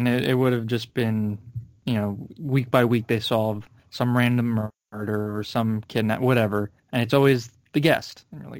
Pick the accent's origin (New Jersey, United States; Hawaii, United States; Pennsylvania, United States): Pennsylvania, United States; Philadelphia; It's just, I'm from Philadelphia.